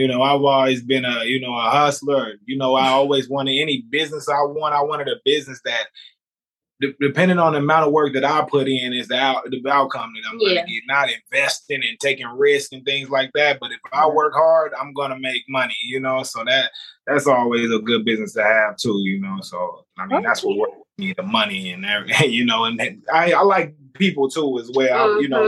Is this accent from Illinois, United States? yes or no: yes; Illinois, United States; I'm from Illinois